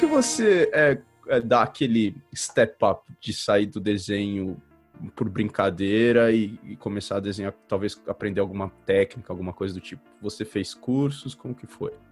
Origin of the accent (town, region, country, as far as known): Brazil; born or raised there; moved away as an adult